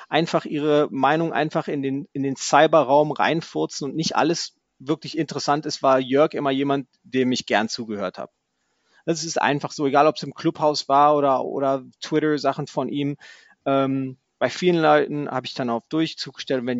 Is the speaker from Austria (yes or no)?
no; United States; now in Bonn, Germany; ich bin ich bin ein Amerikaner, der in Bonn lebt, ein HSV-Fan ist, ich kann mir jetzt diese HSV-St. Pauli-Rivalität äh, nicht aneignen.